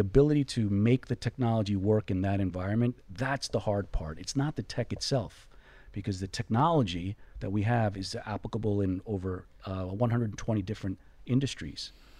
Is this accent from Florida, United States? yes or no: yes; Florida, United States; You know, I'm from Florida.